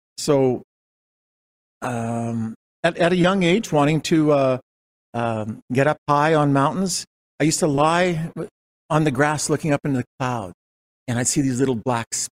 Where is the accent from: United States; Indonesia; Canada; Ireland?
Canada; Calgary, Alberta; also born or lived in Winnipeg, Manitoba; The family moved